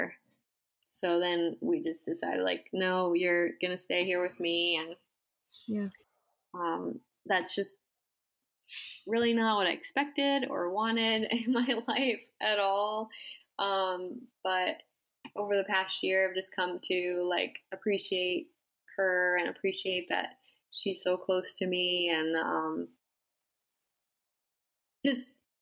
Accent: Massapequa, New York, United States; moved away; I grew up in Massapequa, New York, on Long Island

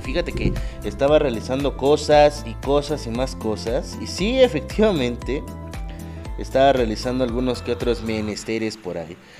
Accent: Mexico; a nosotros como mexicanos

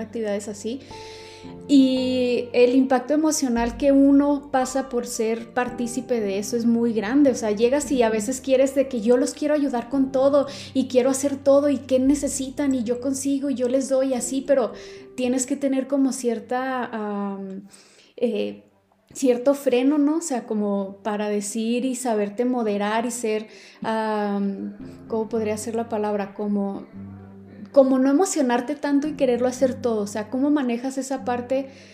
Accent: Chihuahua, Mexico; en la ciudad de Chihuahua, de donde, de donde yo soy

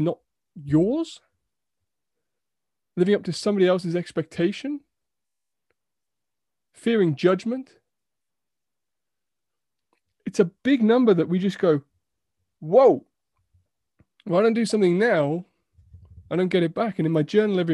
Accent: United Kingdom; we're so British sometimes

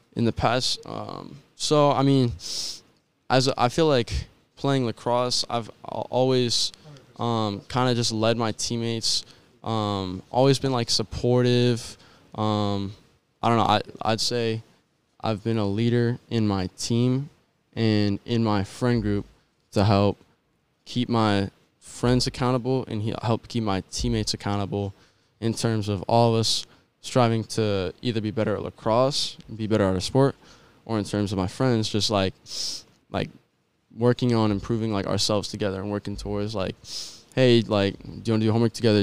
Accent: San Jose, California, United States; now in Rocklin, United States; I grew up in San Jose, California, and in twenty sixteen, I moved to Rockland. Um, so I'd say I kinda mainly grew up, um, I spent more time in San Jose, but I feel like I grew up in Rockland

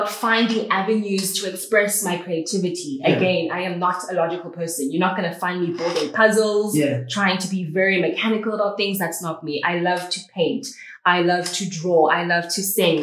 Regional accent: Port Elizabeth, Eastern Cape, South Africa; I am from PE. I still call it Port Elizabeth.

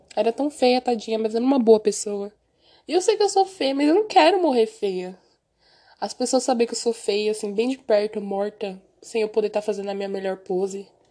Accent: Brazil; also born or lived in Osasco, São Paulo; como um bom brasileiro

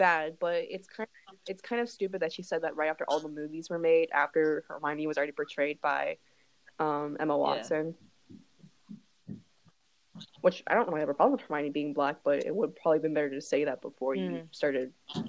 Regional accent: Wuhan, Hubei, China; now in United States; I did mention in the last episode that I am from Wuhan.

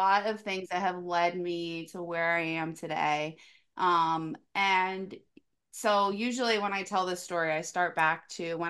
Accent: Delaware, United States; I'm from Delaware.

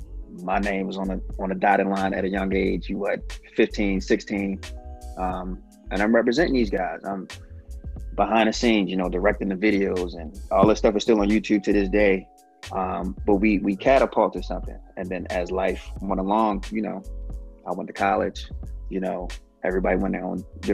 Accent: Baltimore, Maryland, United States; moved away as an adult; now in Los Angeles, United States; I'm from Baltimore, Maryland originally. I'm currently living in Los Angeles

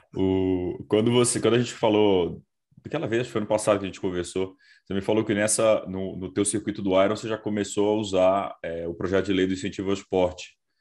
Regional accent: Brasília, Federal District, Brazil; eu sou de Brasília

